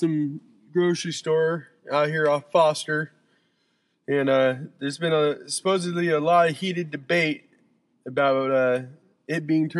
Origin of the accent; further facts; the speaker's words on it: Salem, Oregon, United States; now in Portland, United States; I'm 30. I'm homeless here in Portland, Oregon. I'm originally from Salem.